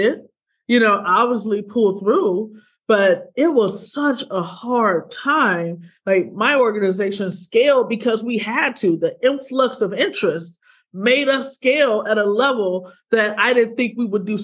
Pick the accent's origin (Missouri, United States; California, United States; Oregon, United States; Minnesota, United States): Missouri, United States; Ferguson; I'm from Ferguson. I'm from St. Louis, Missouri